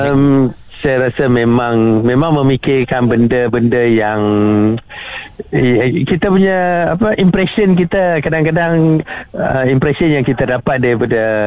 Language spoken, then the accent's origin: Malay; Kedah, Malaysia; moved away as an adult; also born or lived in Lahad Datu, Sabah; now in Kota Kinabalu, Malaysia; saya berasal dari Kedah